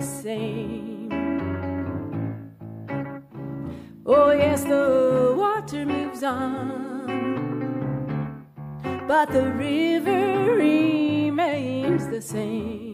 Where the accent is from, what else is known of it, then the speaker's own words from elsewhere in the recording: New England, United States; I'm from New England